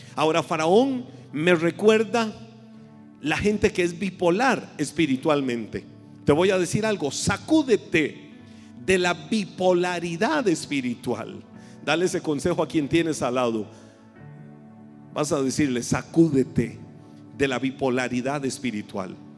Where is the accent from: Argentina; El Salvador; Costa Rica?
Costa Rica; en buen tico